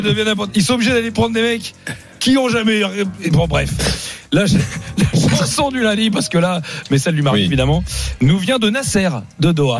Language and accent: French; France; pas ivoirien d'origine, français. Je suis né en France